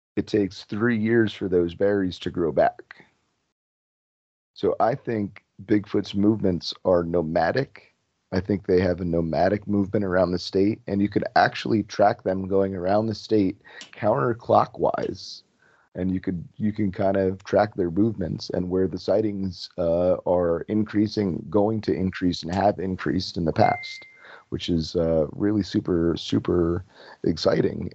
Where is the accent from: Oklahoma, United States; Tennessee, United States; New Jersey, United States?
New Jersey, United States; moved away as an adult; also born or lived in Florida; I was originally from New Jersey. My family's up here